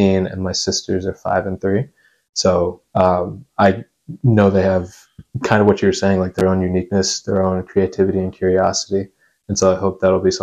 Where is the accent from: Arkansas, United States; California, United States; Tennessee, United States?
Tennessee, United States; Nashville; moved away as an adult; now in Chicago, United States; I'm born and raised in Nashville up until I went to college